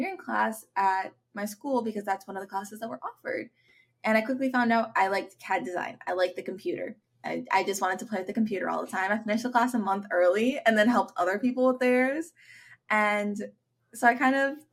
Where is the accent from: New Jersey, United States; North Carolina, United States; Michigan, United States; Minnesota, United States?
Minnesota, United States; Avon; I grew up in Avon, Minnesota, and it's a pretty small town